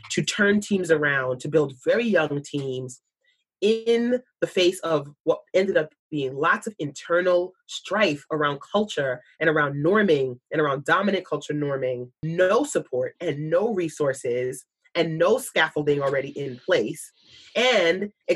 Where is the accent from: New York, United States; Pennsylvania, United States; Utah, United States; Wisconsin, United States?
New York, United States; a New Yorker